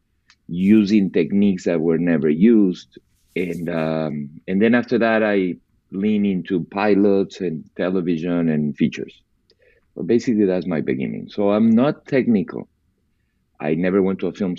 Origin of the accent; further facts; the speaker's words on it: Peru; moved away; I was born and raised in Peru, in South America